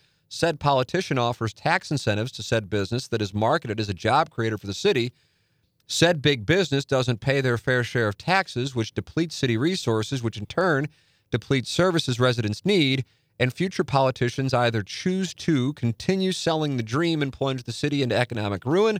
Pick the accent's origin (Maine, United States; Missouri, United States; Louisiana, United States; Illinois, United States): Missouri, United States; St. Louis; also born or lived in Chicago; someone who was born and raised in St. Louis, moved to Chicago after college, and now I'm moving back at 36.